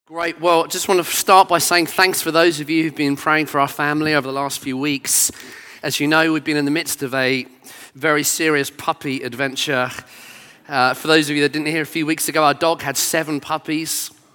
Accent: Brighton, South East England, United Kingdom; I grew up in Brighton

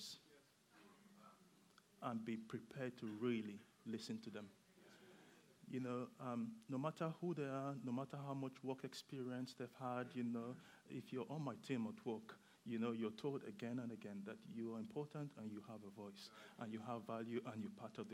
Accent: Nigeria; now in Bedford, United Kingdom; I am Nigerian, and I moved to the UK for the weather.

